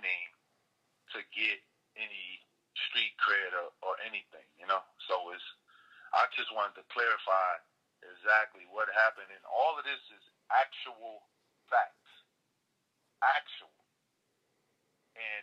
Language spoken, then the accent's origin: English; Paterson, New Jersey, United States; I was born and raised in New Jersey